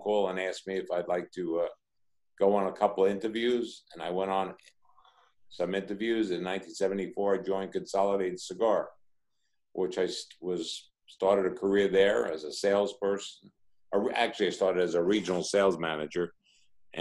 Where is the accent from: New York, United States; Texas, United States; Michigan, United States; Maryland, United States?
New York, United States; New York City; I was born and raised in the Bronx, and that's in New York